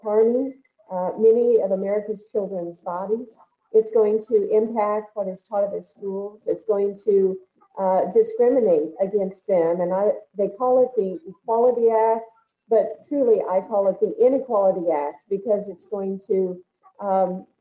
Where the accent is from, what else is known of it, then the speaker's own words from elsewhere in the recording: Archie, Missouri, United States; I also enjoyed participating in high school sports in my hometown of Archie, Missouri when I was growing up